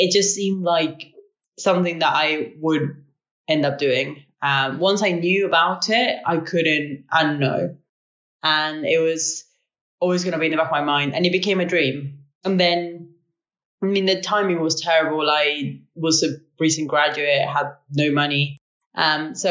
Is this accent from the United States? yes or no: no; Uruguay; moved away as an adult; now in Bristol, United Kingdom; I am originally from Uruguay